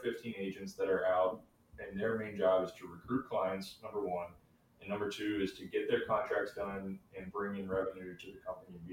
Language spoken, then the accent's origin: English; Brandenburg, Kentucky, United States; I'm from Brandenburg, Kentucky, a town of 2,000 people